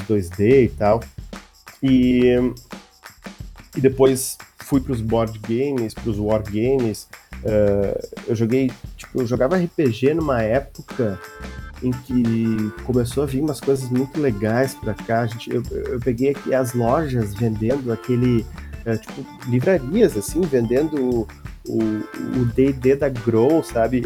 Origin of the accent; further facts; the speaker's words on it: Novo Hamburgo, Rio Grande do Sul, Brazil; sou de Novo Hamburgo, Rio Grande do Sul